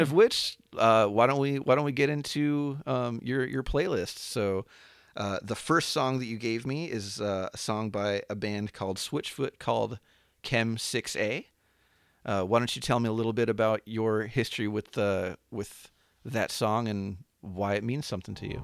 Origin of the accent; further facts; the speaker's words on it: Anaheim, California, United States; I grew up um, in and around Anaheim, um, which is probably most famous for that being where Disneyland is.